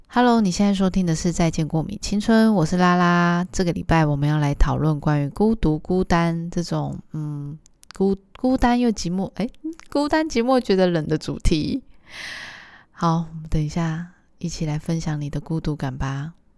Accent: Tainan, Taiwan; 我以前小时候的时候住在中西区，台南的中西区

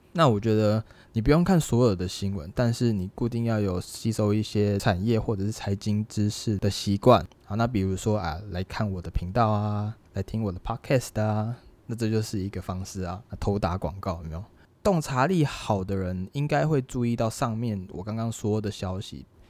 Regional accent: Taiwan; 对我们台湾人来说，对华人来说

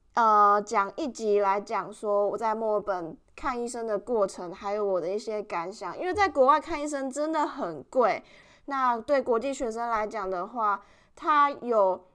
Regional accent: Taiwan; moved away as an adult; now in Melbourne, Australia; I'm from Taiwan

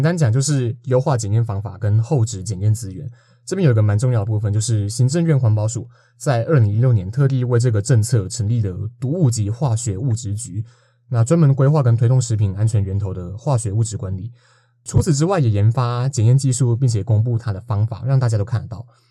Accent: Nantou County, Taiwan; 因为我嘿。是南投人

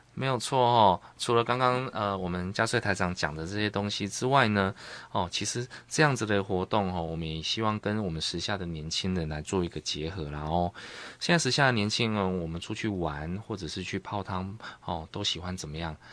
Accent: Taiwan; 我们台湾

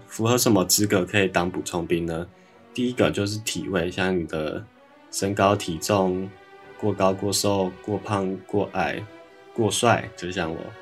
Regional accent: Taoyuan, Taiwan; 我是桃园人，所以 我先在桃园后站集合

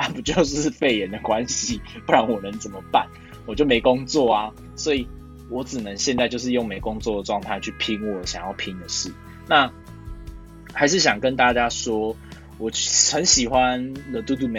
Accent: Taiwan; born there; 因为毕竟我们生在台湾啊，理工科还是比较赚钱的。

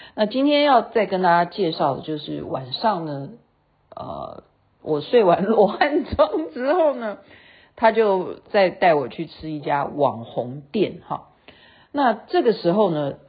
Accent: Taiwan; 我是台湾来的，我也是制作人

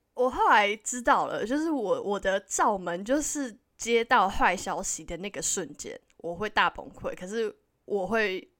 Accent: Taiwan; moved away as an adult; now in Vancouver, Canada; 我们是台湾人

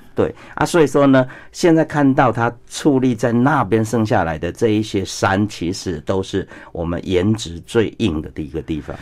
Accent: Taiwan; 像我们台湾人

